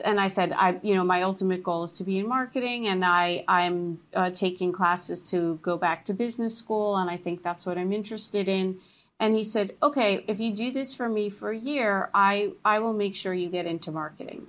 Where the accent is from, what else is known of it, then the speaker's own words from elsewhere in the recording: New Jersey, United States; I grew up in New Jersey